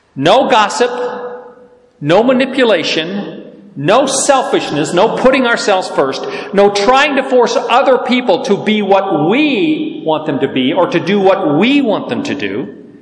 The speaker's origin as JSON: {"language": "English", "region": "the South", "country": "United States", "said": "I'm from the South"}